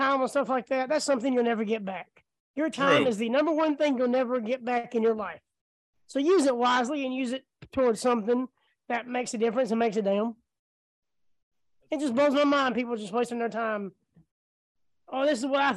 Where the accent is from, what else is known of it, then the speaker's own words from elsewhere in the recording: the South, United States; I was raised in the South